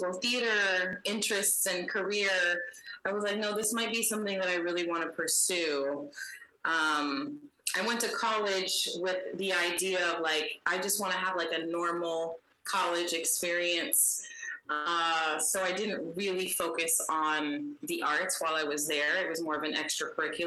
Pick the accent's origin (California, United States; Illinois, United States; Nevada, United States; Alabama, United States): California, United States; San Diego; I grew up in San Diego